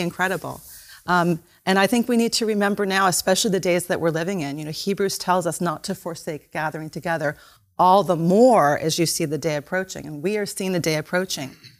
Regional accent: United States; we, as American Christians

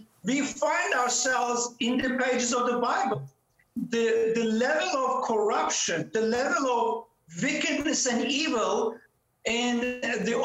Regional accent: Turkey; moved away as an adult; now in Cape Town, South Africa; I was born in Turkey to a very secular Muslim family

